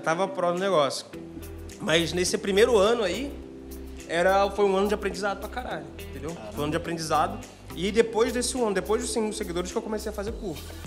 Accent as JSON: {"language": "Portuguese", "region": "interior of Rio de Janeiro state", "country": "Brazil", "said": "eu sou do interior do Rio"}